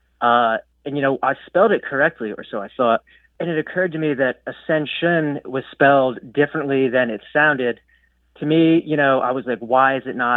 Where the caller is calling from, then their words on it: Lewes, Delaware, United States; I'm calling from Lewis, Delaware